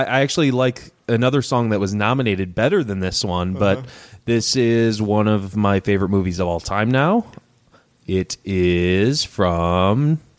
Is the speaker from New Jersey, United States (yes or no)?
no; Detroit, Michigan, United States; I'm from Detroit as well.